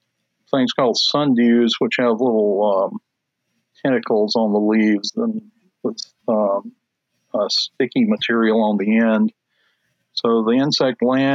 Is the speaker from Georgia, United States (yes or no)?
yes; South Georgia near Albany, United States; also born or lived in Charlotte, North Carolina; I was born in Charlotte, North Carolina, and I lived in North Carolina up until the third grade. And then we moved to South Georgia near Albany, which is in the southwest corner of Georgia.